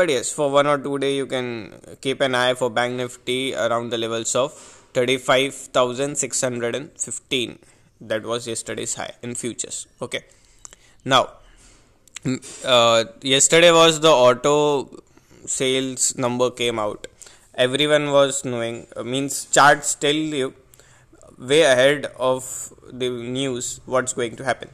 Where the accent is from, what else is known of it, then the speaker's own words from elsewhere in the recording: India; I am an Indian trader